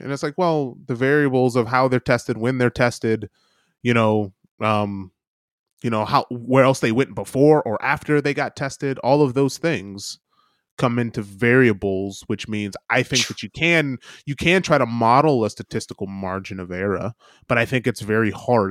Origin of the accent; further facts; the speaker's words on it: United States; moved away as an adult; now in New Zealand; As an American